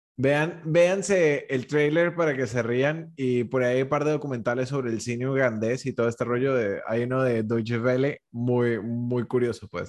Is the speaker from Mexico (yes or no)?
no; Colombia; yo como colombiano